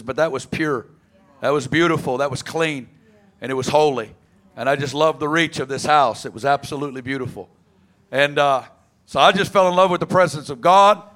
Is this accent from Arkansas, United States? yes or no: yes; Arkansas, United States; I'm from Arkansas, right down the road.